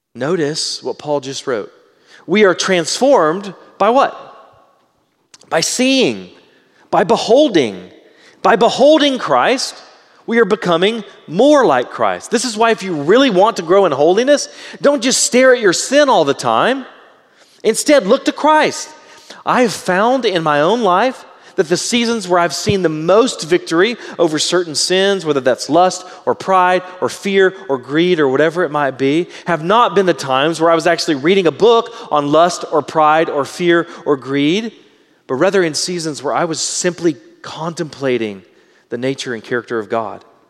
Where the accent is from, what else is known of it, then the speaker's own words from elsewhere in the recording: Southeast Texas, United States; I was raised in Southeast Texas.